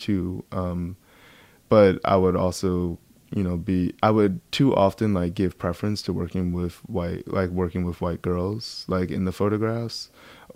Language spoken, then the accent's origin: English; Baldwin, New York, United States; also born or lived in Queens, New York; I grew up on Long Island.